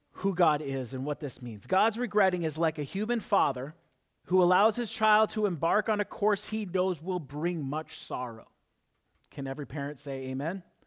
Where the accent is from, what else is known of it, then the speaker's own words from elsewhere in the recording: South Dakota, United States; I'm from South Dakota